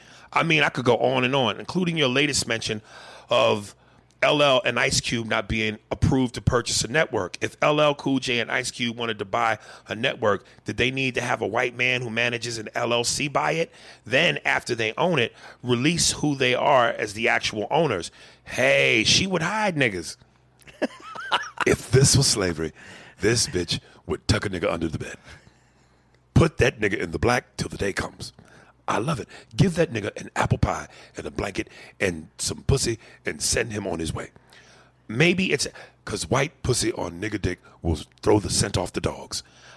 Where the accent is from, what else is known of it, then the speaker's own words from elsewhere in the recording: Kansas, United States; moved away as an adult; also born or lived in Montana / Wyoming / Central Florida; now in West Palm Beach, United States; I was born in Montana, raised half in Kansas and half in Wyoming, then moved to Central Florida at 19, found some culture, then ventured further into culture when I moved to West Palm Beach.